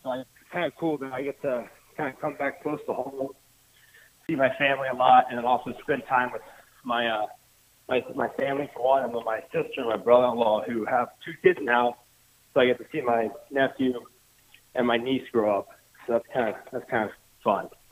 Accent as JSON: {"language": "English", "town": "Dayton", "region": "Ohio", "country": "United States", "said": "I'm from Dayton, Ohio, just like Coach Wall"}